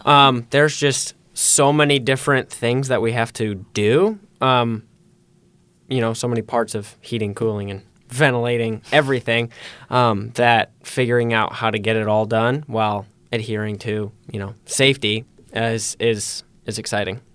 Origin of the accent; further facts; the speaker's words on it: Holland, Michigan, United States; I too have lived in Holland my whole life